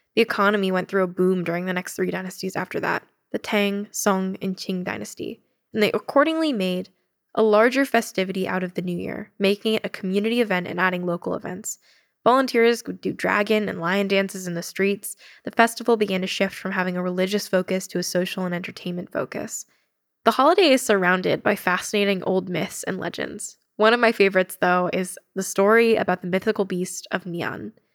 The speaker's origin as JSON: {"language": "English", "country": "United States", "said": "I'm really proud of being Asian American"}